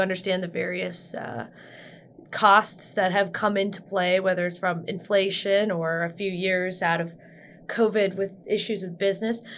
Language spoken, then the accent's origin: English; Northeast, United States; growing up in the Northeast